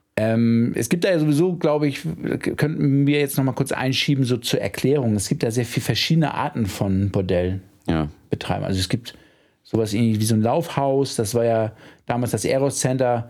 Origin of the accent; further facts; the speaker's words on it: Hamburg, Germany; als Hamburger